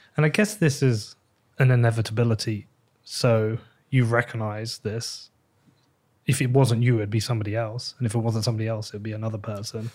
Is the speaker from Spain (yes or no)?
no; England, United Kingdom; I am English